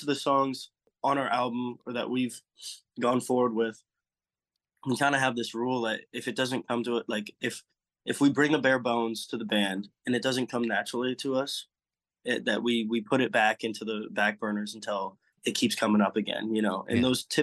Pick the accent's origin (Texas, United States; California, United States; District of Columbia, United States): California, United States; also born or lived in Eugene, Oregon; now in Nashville, United States; I'm a Californian